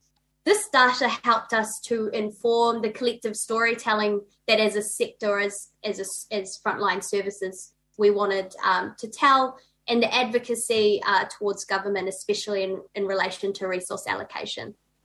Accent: New Zealand; now in Melbourne, Australia; Kia ora, I'm …, I'm also a Kiwi, but I'm zooming in from unceded Wurundjeri land

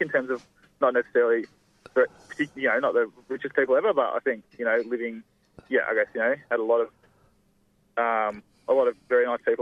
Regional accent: Melbourne, Victoria, Australia; also born or lived in Millgrove, Yarra Valley; I was born in East Melbourne

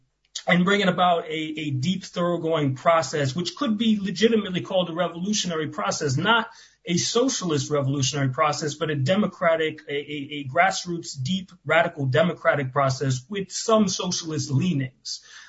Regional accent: United States; I'm an American, right?

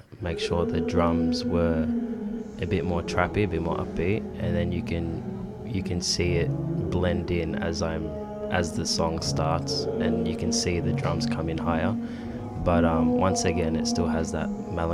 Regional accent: Melbourne, Victoria, Australia; I grew up in Melbourne

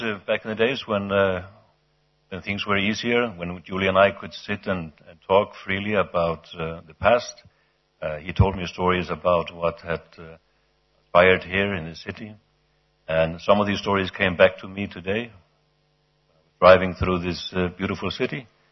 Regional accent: Iceland; in my home country, Iceland

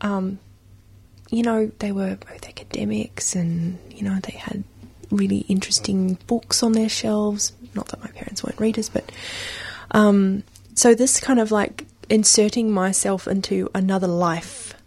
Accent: Sydney, New South Wales, Australia; moved away; also born or lived in Canberra / Melbourne / China; Sydney, where I grew up

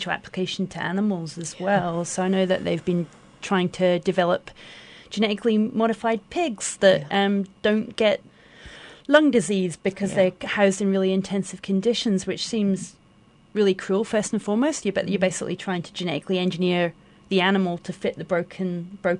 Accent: Scotland, United Kingdom; now in Australia; as a Scot.

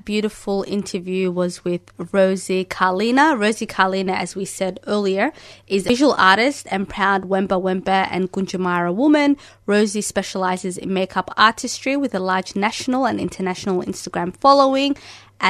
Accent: Australia; Growing up in Australia

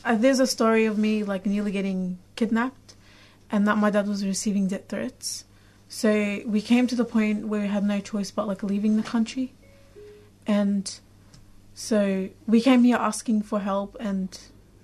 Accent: Iraq; now in Australia; I'm from Iraq

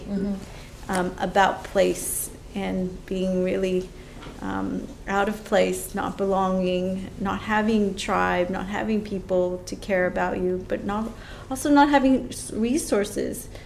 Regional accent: United States; as an American

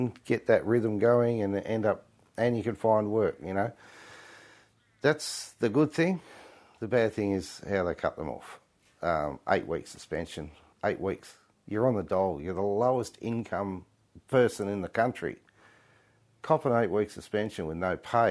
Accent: Menindee, New South Wales, Australia; I was born in Menindee

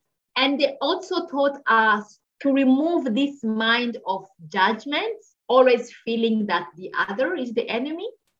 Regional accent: DR Congo; born there; English is a second language; Myself, I speak more than 6 languages. I was born in the Congo, so I speak Swahili, I speak Lingala, I speak French, I speak Kinyarwanda.

